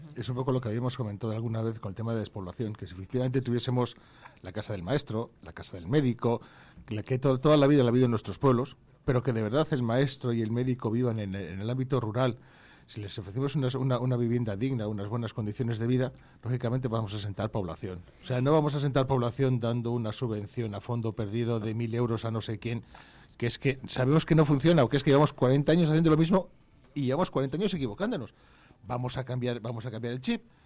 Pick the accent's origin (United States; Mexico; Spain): Spain; Vallejo de Orbó, Castile and León; tengo la suerte de que se nombra a mi pueblo en el himno